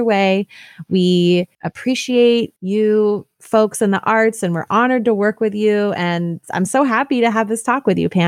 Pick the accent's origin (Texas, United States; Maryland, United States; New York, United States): New York, United States; now in Oakland, United States; I'm an artist and audio storyteller based in Oakland, California, living on a lonely land. I'm originally from New York State.